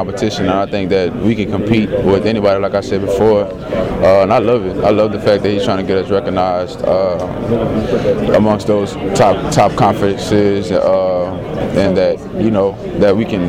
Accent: New Orleans, Louisiana, United States; I'm from New Orleans, Louisiana

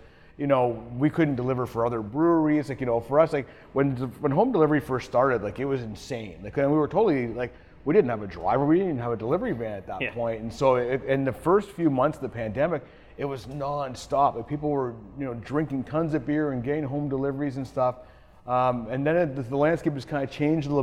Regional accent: Canada

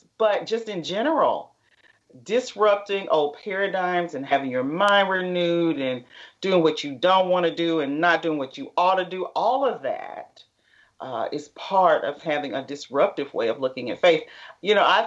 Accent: Middle Tennessee, United States; moved away as an adult; now in Dallas, United States; I'm from the Middle Tennessee area and educated and went to college in Tennessee and moved to Dallas with my husband

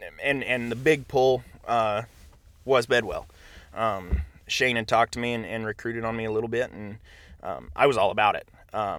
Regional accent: Laramie, Wyoming, United States; my dad taught ag for a short time, and so I grew up in the Laramie high school ag building

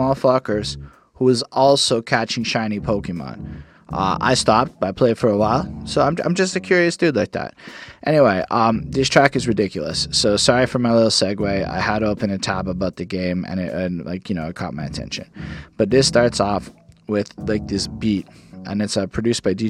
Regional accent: Montreal, Quebec, Canada; I was born in Montreal

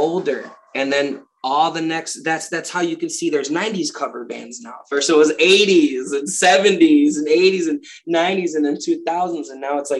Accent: Chicago, Illinois, United States; moved away; also born or lived in Milwaukee; I'm from Chicago, but I lived in Milwaukee for a long time.

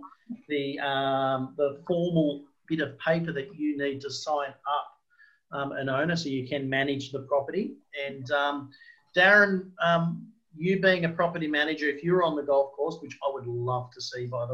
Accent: Brisbane, Queensland, Australia; I'm from Brisbane

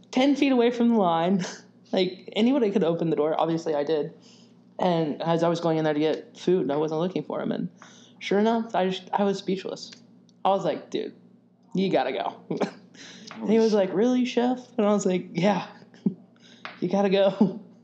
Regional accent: Arkansas, United States; moved away as an adult; also born or lived in Arizona; now in Nashville, United States; originally I was born and raised in Arkansas

